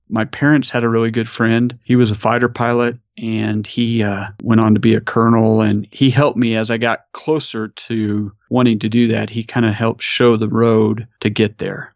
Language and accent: English; New Mexico, United States; I'm from New Mexico.